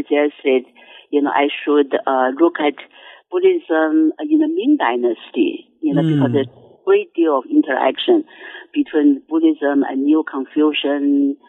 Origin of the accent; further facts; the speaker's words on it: Taiwan; moved away as an adult; also born or lived in China; now in United States; I was born in China, in mainland China, and my parents left China, went to Taiwan in 1949. You know, so I attended elementary school, middle school, and college in Taiwan. I majored in English literature, actually. And I came to America.